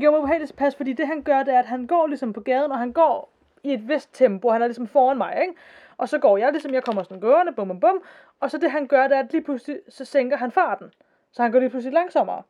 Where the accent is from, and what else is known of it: Denmark